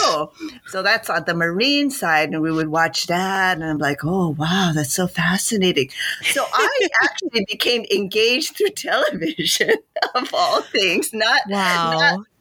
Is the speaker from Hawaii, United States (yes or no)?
yes; Honolulu, Hawaii, United States; I'm from Honolulu